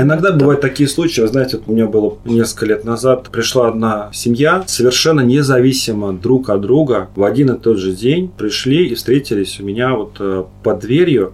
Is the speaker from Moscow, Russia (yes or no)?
yes; Moscow, Russia; мы, москвичи